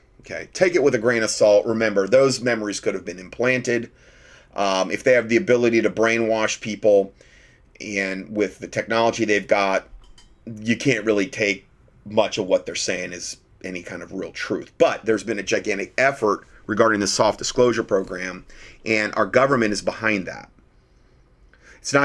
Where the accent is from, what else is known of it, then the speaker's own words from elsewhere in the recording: Romania; I am from Romania, and I'm more interested about this conflict than others who live more far away.